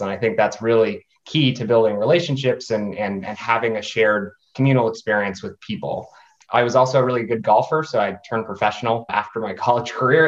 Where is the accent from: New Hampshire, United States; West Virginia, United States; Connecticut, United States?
New Hampshire, United States; now in Washington D.C. area, United States; I am from New Hampshire originally. Currently live in just north of the Washington D.C. metro area